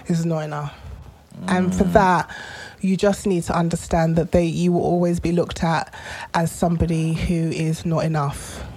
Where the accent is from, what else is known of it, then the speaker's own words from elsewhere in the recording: London, United Kingdom; as a child, you know, I grew up in Tottenham